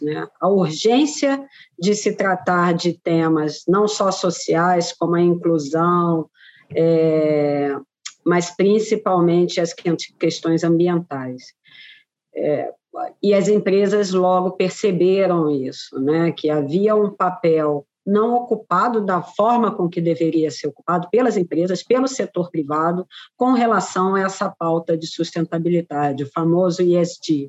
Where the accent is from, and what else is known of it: Brazil